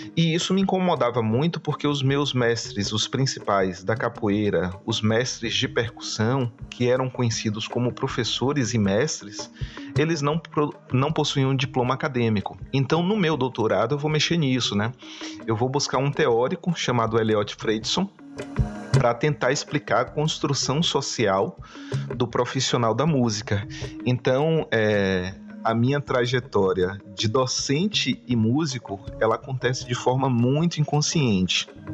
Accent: Salvador, Bahia, Brazil; foi do bairro onde eu cresci na cidade de Salvador

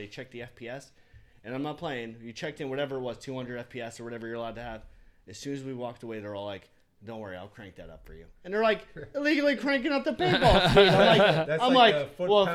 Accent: New York City, New York, United States; I grew up in the Bronx

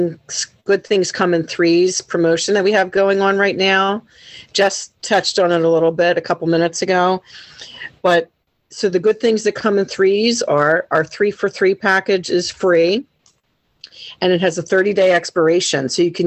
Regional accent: Delaware County, Pennsylvania, United States; Delco's home. You know, it's our home.

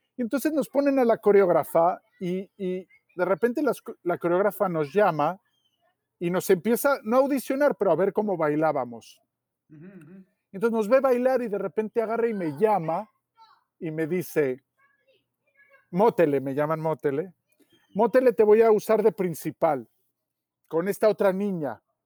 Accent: Mexico City, Mexico; en el lugar donde yo nací o me tocó nacer, ¿no? que es en la Ciudad de México

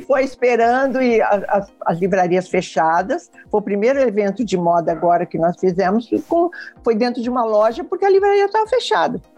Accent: São Paulo, Brazil; moved away as an adult; now in Rio de Janeiro, Brazil; eu vim para o Rio de Janeiro, eu sou, eu sou de São Paulo, eu vim para o Rio de Janeiro em 76

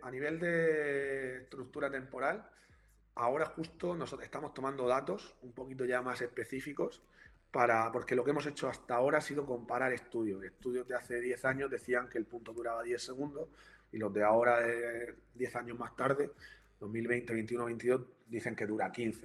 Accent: Region of Murcia, Spain; soy de Murcia también

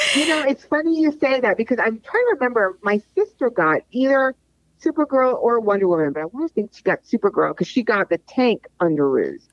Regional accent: New York, United States; I grew up in New York

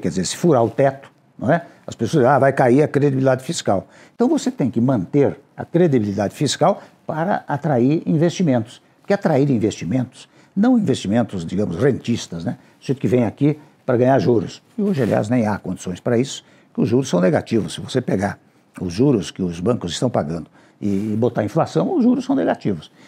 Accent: Brazil; o meu desejo ainda como brasileiro

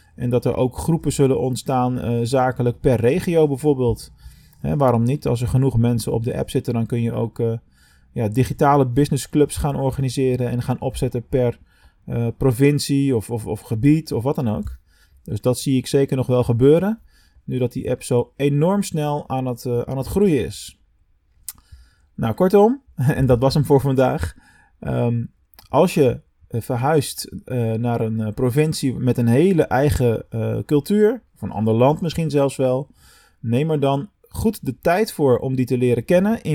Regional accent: Rotterdam, South Holland, Netherlands; moved away as an adult; now in Venlo, Netherlands; ik als Rotterdammer

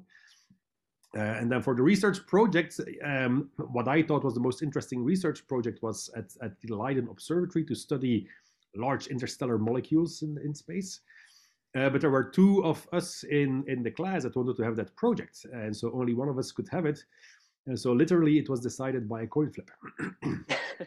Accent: Belgium; moved away as an adult; also born or lived in Portugal / California; now in London, Canada; I'm originally from Belgium

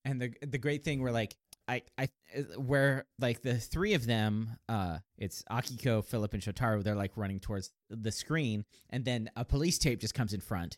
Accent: United States; we're American

